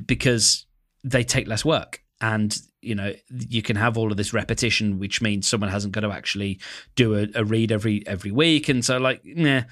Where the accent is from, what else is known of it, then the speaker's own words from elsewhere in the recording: United Kingdom; I'm British